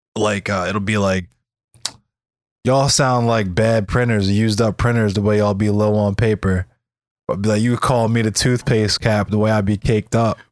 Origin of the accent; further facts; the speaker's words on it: Arbutus, Maryland, United States; also born or lived in Catonsville, Maryland; I'm from Arbutus